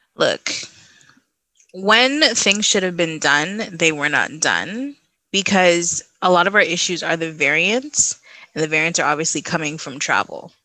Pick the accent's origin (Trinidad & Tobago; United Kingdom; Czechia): Trinidad & Tobago; now in Canada; Trinidad's locked down again, my home country